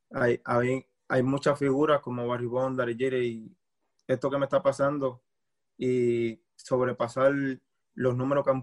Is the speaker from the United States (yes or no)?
no; Cuba; moved away; Cuando llegué, salí de Cuba, me di cuenta que muchos